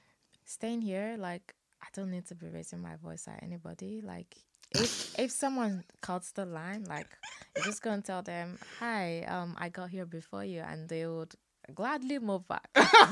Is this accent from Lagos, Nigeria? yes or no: yes; Lagos, Nigeria; moved away as an adult; also born or lived in Ogun State; I lived in Lagos for all my life.